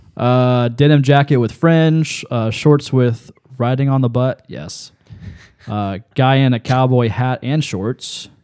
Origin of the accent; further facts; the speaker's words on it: Lancaster, Ohio, United States; I grew up on the Fairfield County Fair in Lancaster